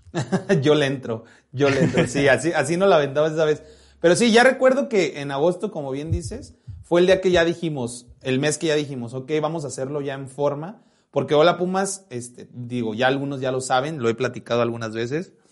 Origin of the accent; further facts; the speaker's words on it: Jalisco, Mexico; Fer y yo somos de Jalisco